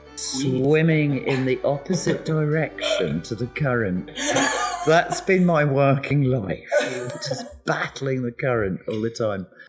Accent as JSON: {"language": "English", "region": "west coast of Scotland", "country": "United Kingdom", "tie": "born or raised there", "moved": "yes", "said": "I'm a Scot. I was born and raised on the west coast of Scotland"}